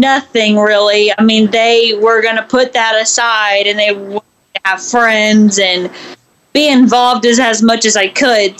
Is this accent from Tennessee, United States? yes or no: yes; Memphis, Tennessee, United States; now in Nashville, United States; Memphis, actually. About 4 hours away from Nashville